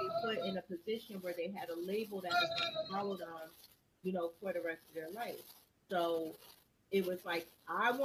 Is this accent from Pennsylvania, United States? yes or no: no; Trenton, New Jersey, United States; we grew up in Trenton, New Jersey